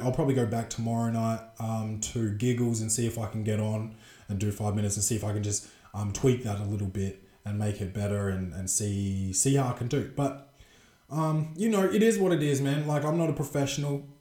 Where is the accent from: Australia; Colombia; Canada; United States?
Australia; Adelaide, South Australia; the Adelaide Crows because that's my uh, favourite team, my hometown team